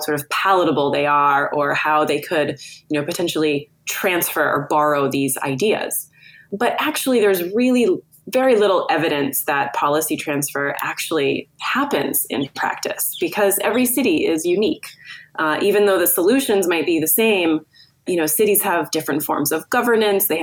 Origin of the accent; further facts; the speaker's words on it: California, United States; moved away as an adult; also born or lived in Netherlands; now in Amsterdam, Netherlands; I am American, born and raised in California for the most part, but I've been based in the Netherlands since about 2010